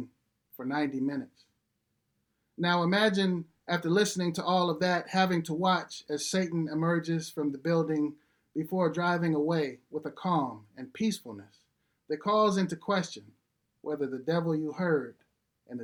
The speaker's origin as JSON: {"language": "English", "town": "Detroit", "region": "Michigan", "country": "United States", "tie": "born or raised there", "said": "I grew up in Detroit on the west side off of a street called Puritan and Pilgrim"}